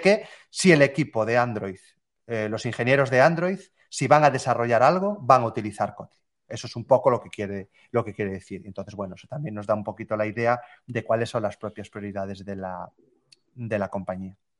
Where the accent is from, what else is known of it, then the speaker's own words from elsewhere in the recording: Galicia, Spain; volví a residir a, mi ciudad natal, que es una, pequeña ciudad aquí en Galicia.